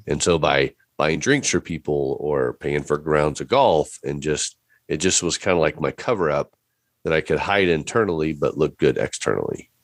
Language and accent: English; Fort Wayne, Indiana, United States; moved away; I grew up in Fort Wayne, Indiana, so I'm a Midwest boy through and through